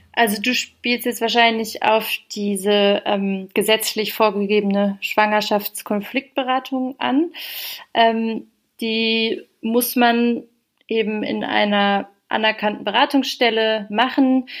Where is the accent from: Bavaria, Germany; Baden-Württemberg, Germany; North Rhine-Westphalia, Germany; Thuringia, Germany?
Baden-Württemberg, Germany; Heidelberg; moved away as an adult; now in Berlin, Germany; ich komme ursprünglich aus Heidelberg